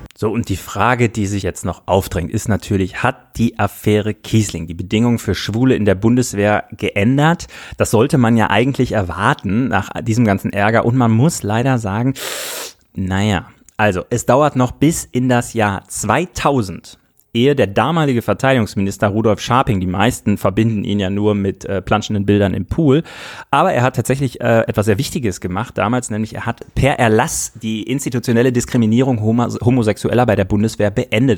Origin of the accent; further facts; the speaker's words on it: Münsterland, North Rhine-Westphalia, Germany; in meiner Jugend im Münsterland, auf dem Dorf, in meiner Kindheit, in meiner Jugend